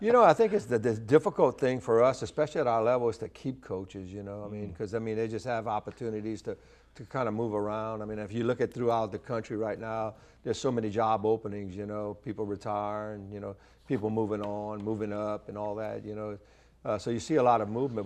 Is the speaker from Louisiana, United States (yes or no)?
yes; Lafayette, Louisiana, United States; being in my hometown